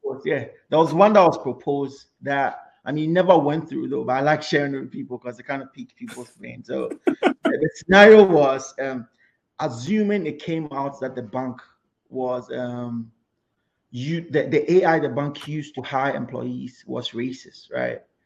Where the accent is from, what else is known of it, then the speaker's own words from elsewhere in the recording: Kumasi, Ashanti, Ghana; moved away as an adult; now in United States; I grew up in Kumasi to start off with.